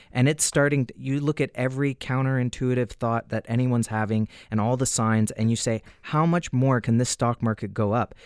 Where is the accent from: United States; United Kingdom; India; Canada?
Canada; as a Canadian